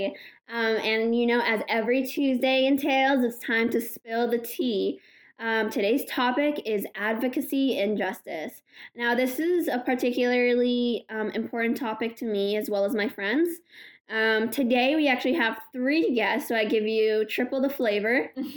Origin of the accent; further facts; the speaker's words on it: Morocco; I'm a Moroccan Muslim woman